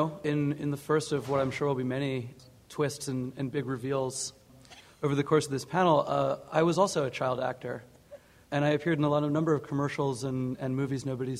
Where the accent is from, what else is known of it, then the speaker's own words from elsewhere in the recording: South Florida, United States; I grew up in South Florida